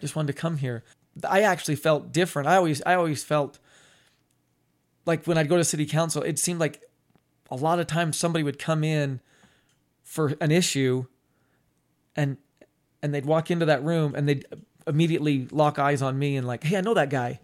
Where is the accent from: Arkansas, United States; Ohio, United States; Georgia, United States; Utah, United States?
Utah, United States; Ogden; I grew up on Swan Street, which is in between twenty-second and twenty-third